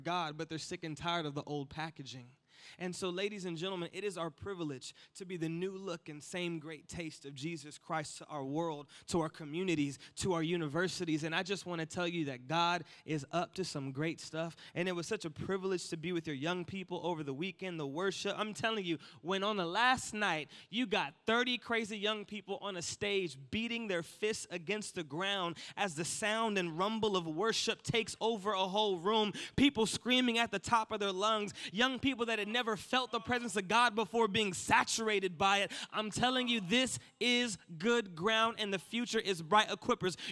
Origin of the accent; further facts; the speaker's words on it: United States; accent: American; my American accent